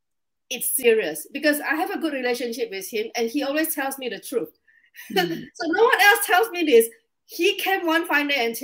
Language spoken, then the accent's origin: English; Indonesia; English is a second language; now in Singapore; So I'm an immigrant. I came from Indonesia to Singapore, and I've been living here for 19 years.